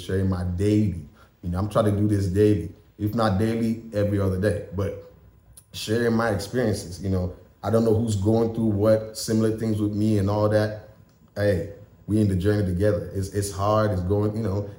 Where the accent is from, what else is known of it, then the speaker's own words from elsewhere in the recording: Nigeria; moved away as an adult; also born or lived in Tennessee, United States / West Virginia, United States; now in United States; I am Nigerian